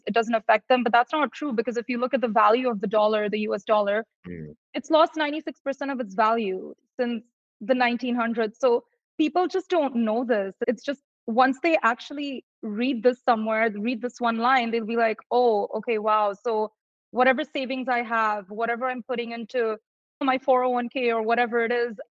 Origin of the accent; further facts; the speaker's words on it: India; moved away; I'm originally from India